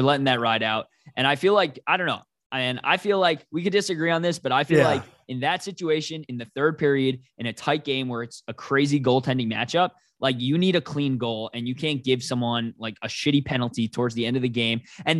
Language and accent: English; Boston, Massachusetts, United States; And growing up in Boston, like in school, in college, I went in, you know, near there.